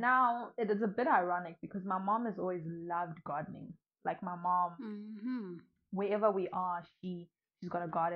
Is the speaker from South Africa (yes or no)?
yes; South Africa; also born or lived in Nkhotakota, Malawi / Lilongwe, Malawi; I came here when I was pretty young, when I was just starting my primary school career. But because my dad had moved to South Africa, so we all moved with my mom and I. And then I've grown up in South Africa